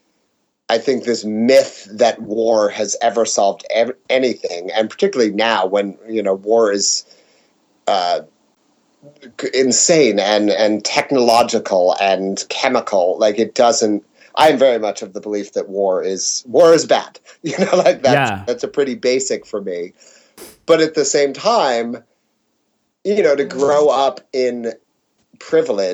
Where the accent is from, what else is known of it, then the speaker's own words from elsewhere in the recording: United States; we, as Americans